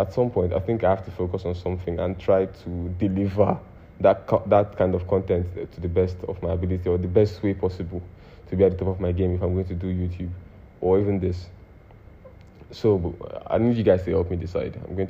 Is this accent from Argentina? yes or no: no; Nigeria